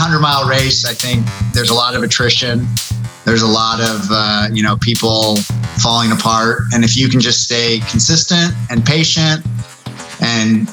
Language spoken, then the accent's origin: English; Southern California, United States; I grew up in Southern California